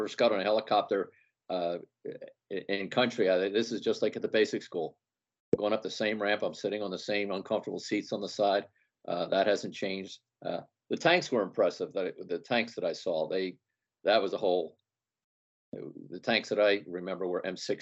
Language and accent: English; Philadelphia, Pennsylvania, United States; I'm from the Philadelphia area